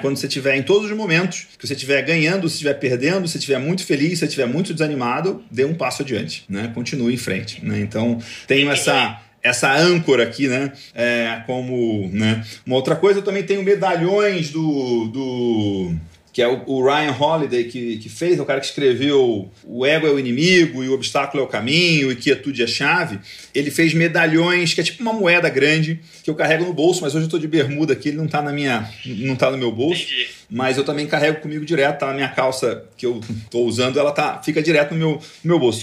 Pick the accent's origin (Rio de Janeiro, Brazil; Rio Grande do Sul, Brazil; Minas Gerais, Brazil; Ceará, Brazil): Rio de Janeiro, Brazil; moved away as an adult; also born or lived in Goiás / Goiânia / Piracicaba; now in Santana de Parnaíba, Brazil; Eu sou nascido no Rio de Janeiro, sou criado em Goiás, morei 20 anos em Piracicaba e desde 2016, tem quase 5 anos, eu mudei aqui para Alphaville